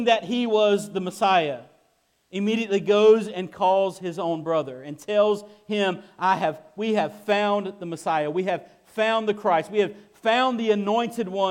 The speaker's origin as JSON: {"language": "English", "town": "Kinston", "region": "North Carolina", "country": "United States", "moved": "yes", "said": "I'm from Kinston"}